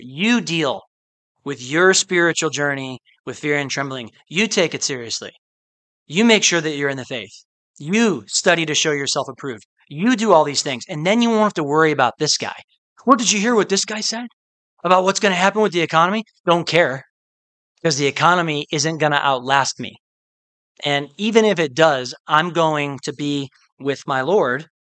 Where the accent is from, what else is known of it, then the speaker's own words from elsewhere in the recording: Midwest, United States; I'm from the Midwest, where um, a lot of the year is very very cold